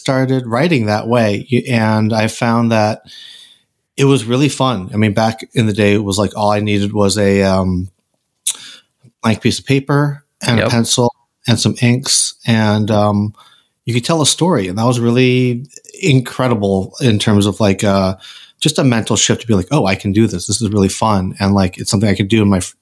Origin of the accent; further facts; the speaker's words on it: Randolph, Massachusetts, United States; I grew up in Randolph, Mass.